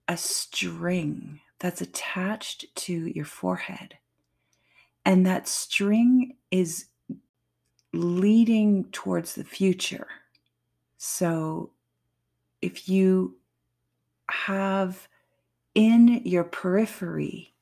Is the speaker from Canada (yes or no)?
yes; Canada; I'm French Canadian